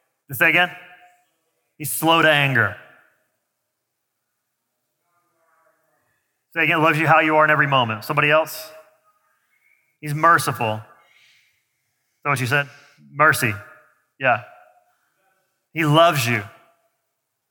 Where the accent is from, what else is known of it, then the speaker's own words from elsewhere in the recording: the South, United States; I grew up in the South